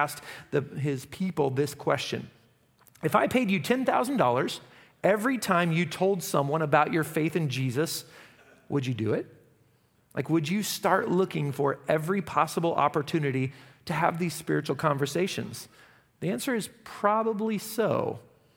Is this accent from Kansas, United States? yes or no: yes; Derby, Kansas, United States; I'm from Derby